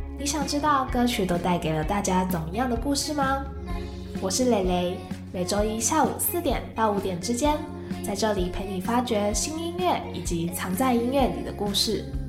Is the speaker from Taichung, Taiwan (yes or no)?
yes; Taichung, Taiwan; now in Taipei, Taiwan; 我是台中人